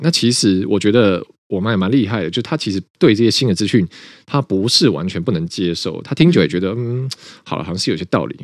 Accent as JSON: {"language": "Chinese", "country": "Taiwan", "said": "我们家就是所谓外省家庭嘛，就是我的爷爷、奶奶、外公、外婆全部都是一九四九年跟国民党一起来台湾的，而且我爷爷跟外公都是军人"}